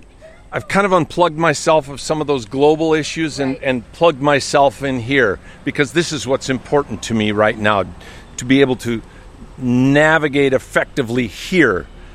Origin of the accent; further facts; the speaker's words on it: North Dakota, United States; moved away; I was born and raised in North Dakota, of all places. A lot of German immigrants that settled in the Central Plains there.